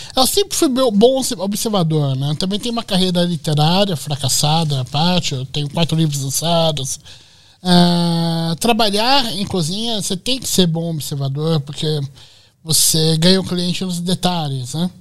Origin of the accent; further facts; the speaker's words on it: São Paulo, Brazil; Eu sou do bairro da Lapa, em São Paulo